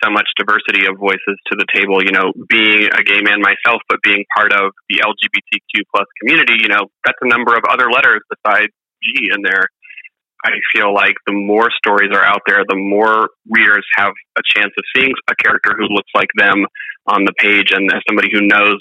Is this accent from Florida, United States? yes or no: no; Georgia, United States; I'm from Georgia